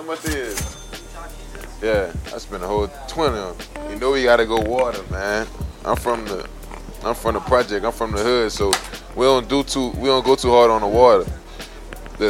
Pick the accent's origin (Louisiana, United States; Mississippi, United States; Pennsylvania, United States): Louisiana, United States; New Orleans; I'm from New Orleans